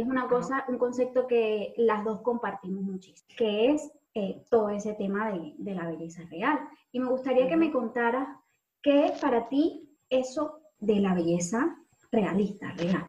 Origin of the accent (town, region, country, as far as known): Venezuela; moved away